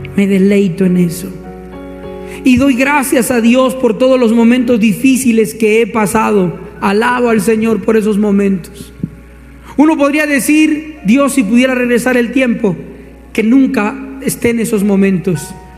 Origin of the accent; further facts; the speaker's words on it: Colombia; como diríamos acá en Colombia